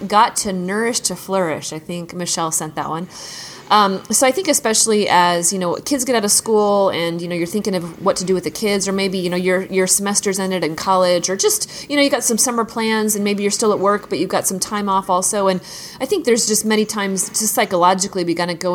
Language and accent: English; Washington, United States; now in the South, United States; When I grew up in Washington State, we didn't get out of school until like the middle towards the end of June